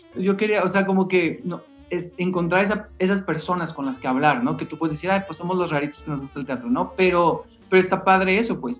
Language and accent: Spanish; Mexicali, Baja California, Mexico; moved away as an adult; now in Mexico City, Mexico; yo soy de Mexicali y llegué a la Ciudad de México en el, 2000